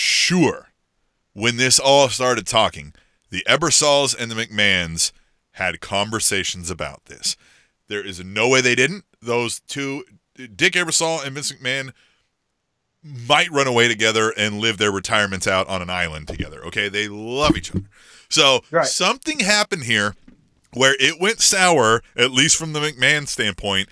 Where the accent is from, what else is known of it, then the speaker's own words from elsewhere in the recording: Manhattan, Kansas, United States; I grew up in Manhattan, Kansas, and went to school there for a little bit